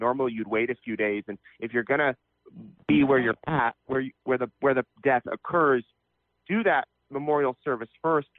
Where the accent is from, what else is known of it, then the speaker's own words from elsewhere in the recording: Salt Lake City, Utah, United States; now in Idaho, United States; I grew up near Salt Lake City.